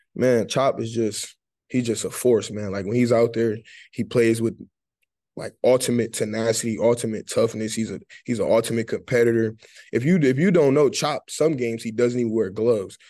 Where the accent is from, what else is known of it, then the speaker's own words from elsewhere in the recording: Detroit, Michigan, United States; moved away; growing up, really growing up in Detroit